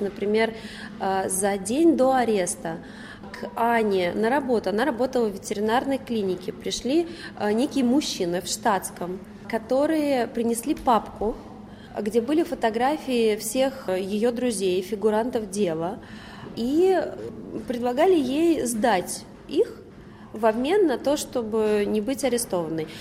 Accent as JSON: {"language": "Russian", "region": "Moscow", "country": "Russia", "tie": "born or raised there", "said": "я родилась и выросла в Москве"}